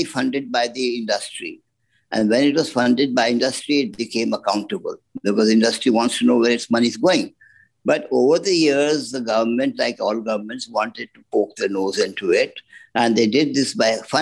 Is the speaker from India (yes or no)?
yes; Dehradun, Uttarakhand, India; my grandfather, who was in Dehradun, my hometown